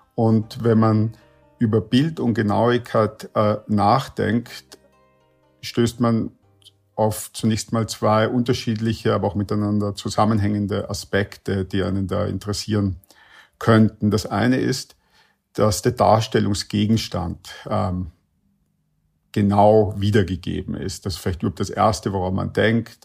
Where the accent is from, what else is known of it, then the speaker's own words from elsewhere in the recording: Vienna, Austria; ich komme ja aus Wien